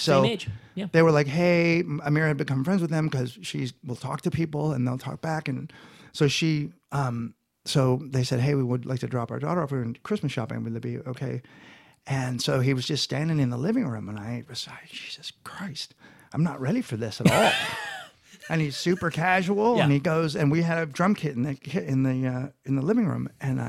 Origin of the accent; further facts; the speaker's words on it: San Francisco, California, United States; now in Los Angeles, United States; And Marin County area. And then, my kids are, one day I realized my kids are from LA.